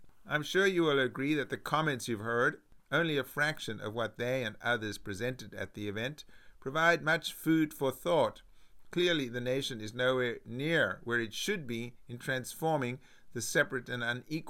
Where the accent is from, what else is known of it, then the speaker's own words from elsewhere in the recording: South Africa; moved away; I grew up in South Africa